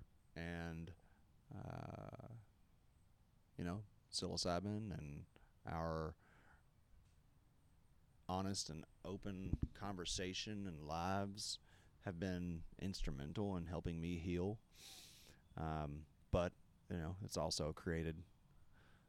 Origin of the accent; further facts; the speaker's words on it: the Bible Belt, United States; growing up in the Bible Belt